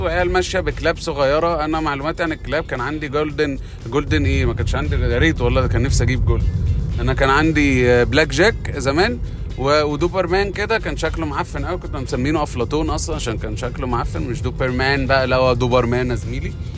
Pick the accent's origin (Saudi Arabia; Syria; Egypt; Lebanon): Egypt; Alexandria Governorate; احنا دلوقتي عندنا في اسكندريه